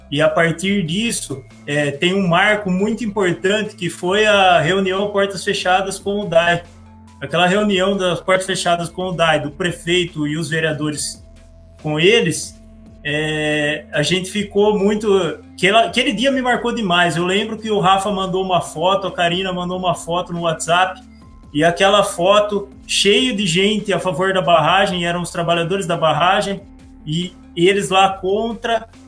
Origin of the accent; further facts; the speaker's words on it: Pedreira, São Paulo, Brazil; also born or lived in Campinas; Eu nasci em Campinas e morei a vida toda em, Pedreira.